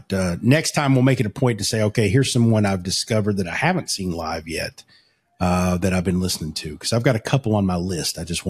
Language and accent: English; Prestonsburg, Kentucky, United States; 20 minutes from where I grew up in Prestonsburg, Kentucky